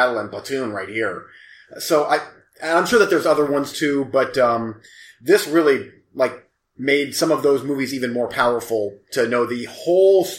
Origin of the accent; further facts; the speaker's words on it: United States; I'm an American